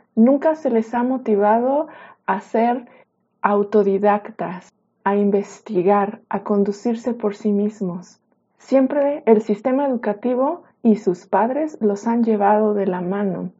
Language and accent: Spanish; Mexico; en mi país, en México